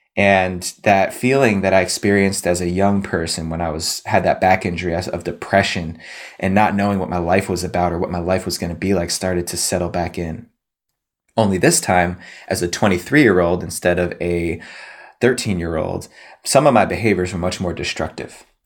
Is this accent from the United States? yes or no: yes; New Jersey, United States; I grew up on the East Coast in New Jersey, just outside the suburbs of New York City